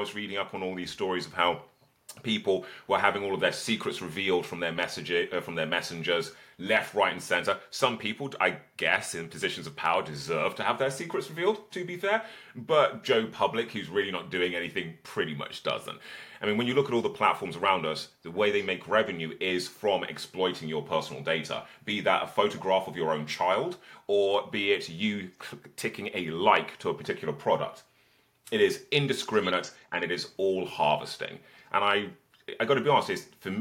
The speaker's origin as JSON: {"language": "English", "town": "Birmingham", "region": "West Midlands", "country": "United Kingdom", "tie": "born or raised there", "said": "I was born in Birmingham in the 1980s. I was homeschooled and had a childhood of protests"}